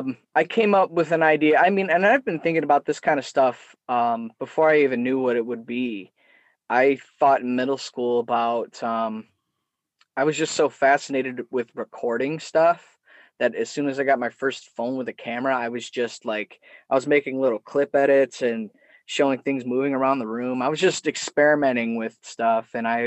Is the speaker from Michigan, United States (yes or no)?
yes; Detroit, Michigan, United States; His storytelling about his youth in New York is so similar to my dad's stories and growing up in Metro Detroit